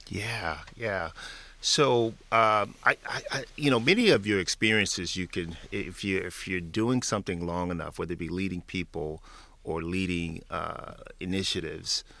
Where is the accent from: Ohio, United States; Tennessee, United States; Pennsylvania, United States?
Tennessee, United States; Memphis; moved away; back in my hometown of Memphis, Tennessee